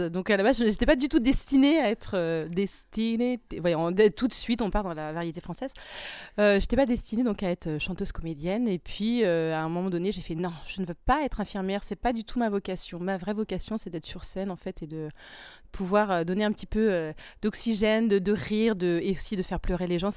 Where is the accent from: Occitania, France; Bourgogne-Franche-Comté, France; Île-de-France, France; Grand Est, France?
Grand Est, France; Troyes; moved away; also born or lived in Paris; J'ai grandi à Troyes dans l'Aube.